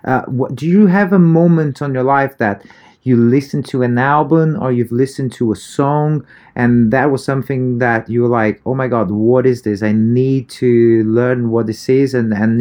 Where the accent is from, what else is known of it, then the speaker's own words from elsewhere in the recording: Brazil; moved away; also born or lived in United Kingdom; even though I was born in Brazil, my background is totally European